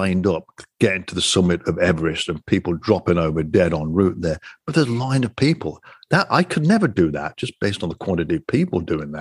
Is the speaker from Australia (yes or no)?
no; United Kingdom; I'm a Brit